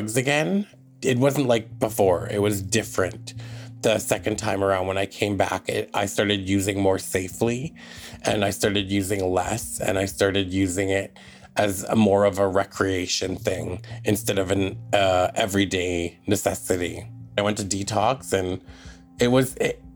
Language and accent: English; Tache Reserve, north central BC, British Columbia, Canada; from the Glasden Nation, which is colonially known as Tache Reserve, and it's in north central BC